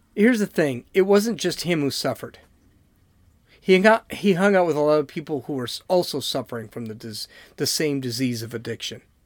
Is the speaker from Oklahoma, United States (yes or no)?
no; San Diego, California, United States; I'm from San Diego.